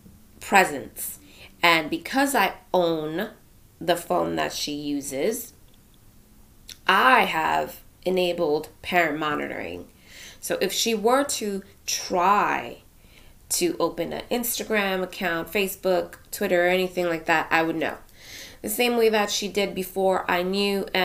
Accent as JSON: {"language": "English", "area": "Union County", "region": "New Jersey", "country": "United States", "said": "I'm from New Jersey, Union County to be exact"}